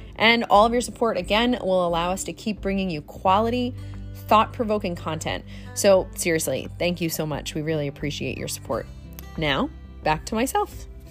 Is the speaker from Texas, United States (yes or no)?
no; Jersey Shore, New Jersey, United States; I was born and raised on the Jersey Shore